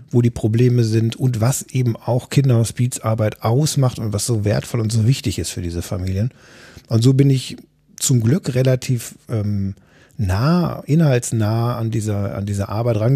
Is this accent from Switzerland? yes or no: no; North Rhine-Westphalia, Germany; Ich, ich komme aus dem Ruhrgebiet und Düsseldorf ist eben nicht mehr